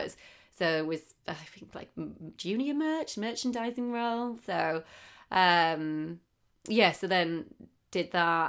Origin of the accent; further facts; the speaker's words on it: Darlington, North East England, United Kingdom; moved away as an adult; also born or lived in Manchester; now in London, United Kingdom; I'm from Darlington, which is northeast